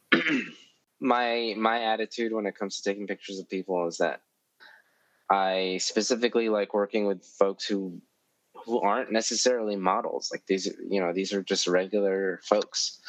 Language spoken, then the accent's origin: English; New York City, New York, United States; I grew up in East Harlem. Uh, like my childhood was all in East Harlem